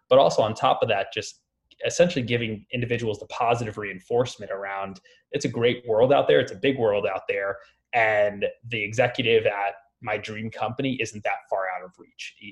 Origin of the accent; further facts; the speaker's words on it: Long Island, New York, United States; I grew up in the suburbs of New York, um, so out in Long Island